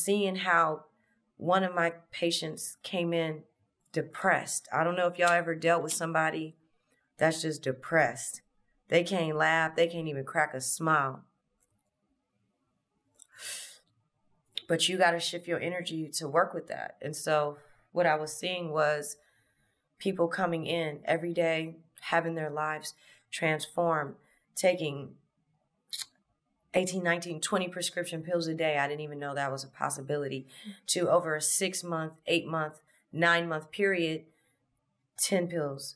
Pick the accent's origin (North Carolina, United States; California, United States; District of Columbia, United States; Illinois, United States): California, United States; Los Angeles; I'm from LA. I'm from South LA, South Central. Born in 86. Grew up in the late 80s, early 90s